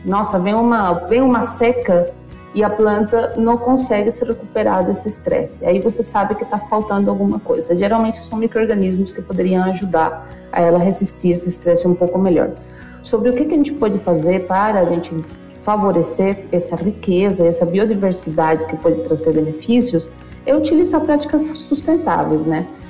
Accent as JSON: {"language": "Portuguese", "country": "Venezuela", "tie": "born or raised there", "second_language": "Portuguese", "moved": "as an adult", "lives_now": "Brazil", "said": "eu sou nascida na Venezuela, é, eu vim para o Brasil em 2000, me formei como bióloga na Venezuela"}